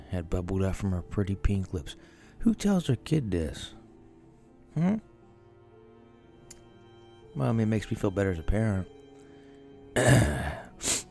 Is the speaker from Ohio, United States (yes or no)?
yes; Ohio, United States; I am from Ohio, so northeast